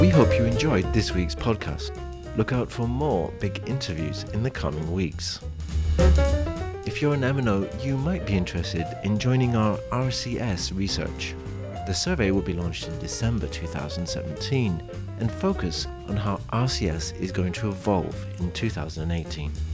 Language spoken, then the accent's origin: English; United Kingdom; being British